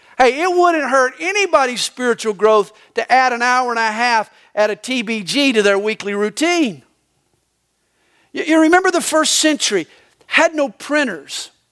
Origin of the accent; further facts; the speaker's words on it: the Bible Belt, the South, United States; now in Georgia, United States; I was raised in the Bible belt